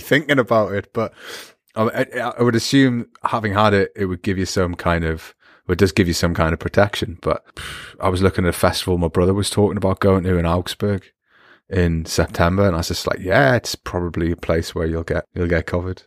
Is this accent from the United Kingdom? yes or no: yes; Newcastle upon Tyne, North East England, United Kingdom; accent: Geordie; my Geordie accent